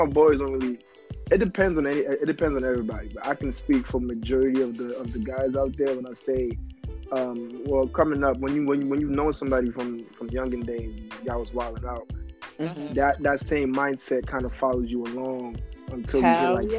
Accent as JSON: {"language": "English", "town": "New York City", "region": "New York", "country": "United States", "tie": "born or raised there", "said": "I grew up in the boogie down Bronx, you know what I mean? South Bronx"}